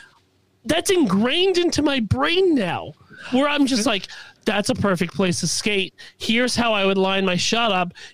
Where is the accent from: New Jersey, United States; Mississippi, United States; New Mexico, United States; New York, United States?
New York, United States; Westchester; I'm from Westchester